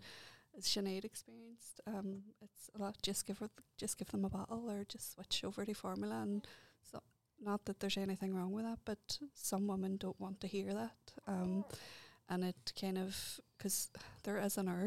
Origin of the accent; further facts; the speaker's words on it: Derry, Northern Ireland, United Kingdom; moved away as an adult; also born or lived in Antrim; I just moved back here to Derry from, I used to live in Antrim. So coming back in and still breastfeeding a two-year-old, and it was my hometown.